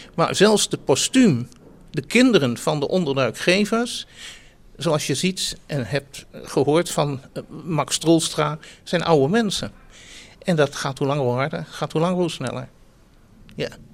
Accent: Netherlands; also born or lived in Amstelveen; ik ben eh, een Joodse Nederlander en ik, ik woon hier met ongelooflijk veel plezier

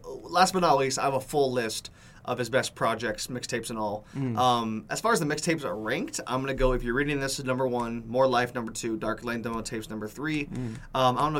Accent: London, United Kingdom; I'm from London.

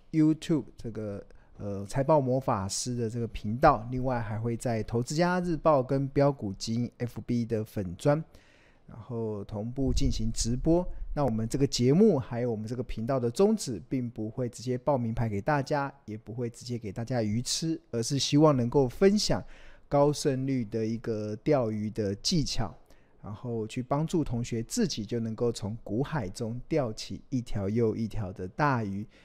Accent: Taiwan; 我们身为台湾人

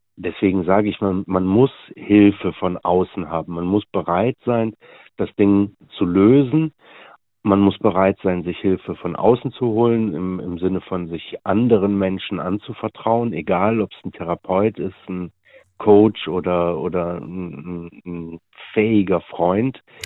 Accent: Meerbusch, North Rhine-Westphalia, Germany; ich komme aus Meerbusch

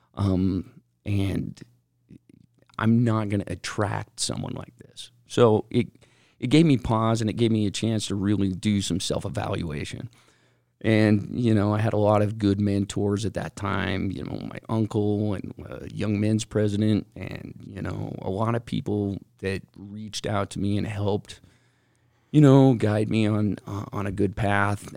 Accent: West Valley City, Utah, United States; I grew up in West Valley

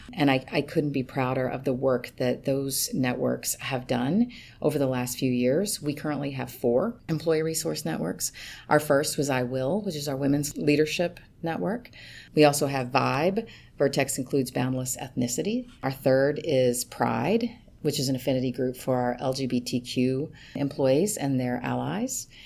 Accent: Kentucky, United States; moved away; I'm from Kentucky, um, and I s, kind of grew up on tobacco farm.

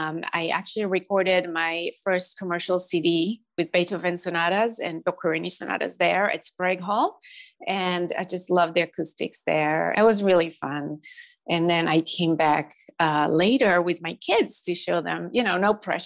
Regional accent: Jerusalem District, Israel; English is a second language; I grew up in Jerusalem in a small town near Jerusalem, actually.

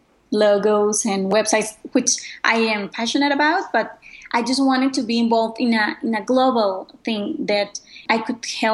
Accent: Mexico; I am from Mexico

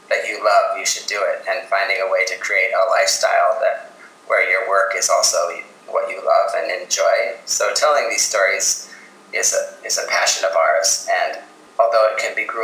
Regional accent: Minnesota, United States; also born or lived in New York City; my home state of Minnesota.

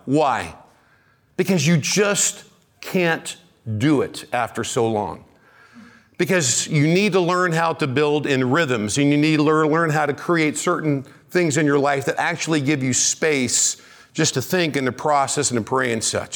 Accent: Kansas City, United States; I'm from Kansas City.

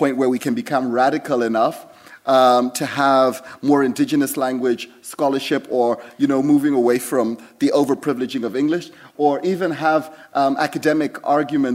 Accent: Zimbabwe; I grew up in Zimbabwe

